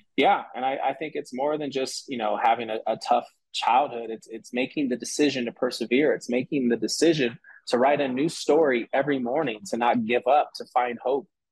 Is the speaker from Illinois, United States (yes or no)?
no; San Francisco, California, United States; growing up in San Francisco, like city lifestyle was a city lifestyle